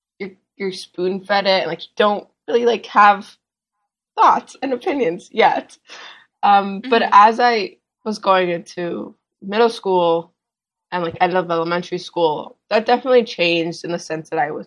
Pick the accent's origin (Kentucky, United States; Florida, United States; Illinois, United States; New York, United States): New York, United States; born there; also born or lived in Los Angeles / Miami / Israel; now in Washington, United States; I was born in New York, and then I moved to LA, and then I moved to Miami, and then I moved to Israel, and then I moved back to Miami. And now I go to school in D.C.